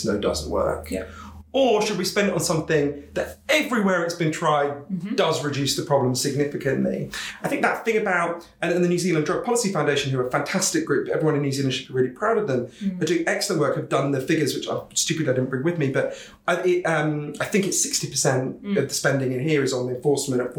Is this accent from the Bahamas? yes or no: no; United Kingdom; I'm British